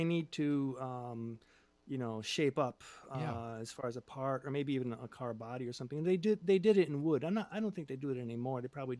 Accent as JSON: {"language": "English", "country": "Japan", "moved": "as an adult", "said": "We're from Japan. And at the time, my girlfriend was also Japanese."}